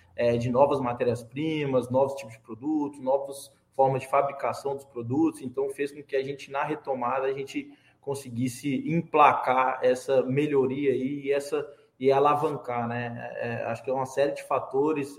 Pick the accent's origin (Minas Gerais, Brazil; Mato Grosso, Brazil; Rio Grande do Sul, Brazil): Minas Gerais, Brazil; Belo Horizonte; Eu sou de Belo Horizonte, morava na época em Belo Horizonte